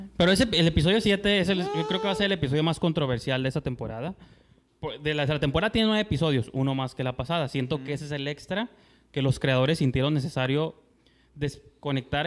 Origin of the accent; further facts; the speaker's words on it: Mexico; como mexicano nunca tuve un prom